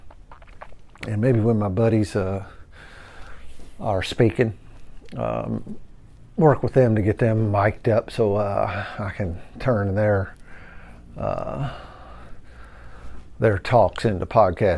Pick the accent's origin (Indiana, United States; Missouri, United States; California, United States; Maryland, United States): Indiana, United States; New Albany; I was born and raised in New Albany, Indiana. Never have lived anywhere else